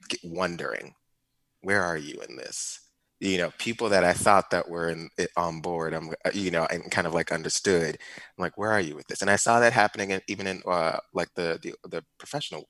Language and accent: English; Ferguson, Missouri, United States; I grew up in Ferguson, Missouri